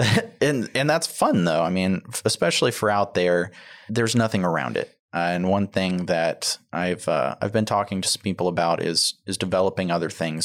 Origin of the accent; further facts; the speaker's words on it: Tomball, Texas, United States; I grew up in the Tomball area